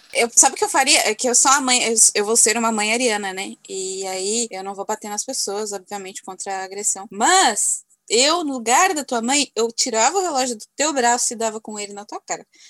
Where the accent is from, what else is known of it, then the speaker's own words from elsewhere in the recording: Alvorada, Rio Grande do Sul, Brazil; eu ainda moro no mesmo bairro onde me criei, né? Cresci. Olhando assim, continua a mesma tranquilidade. E morando assim em Alvorada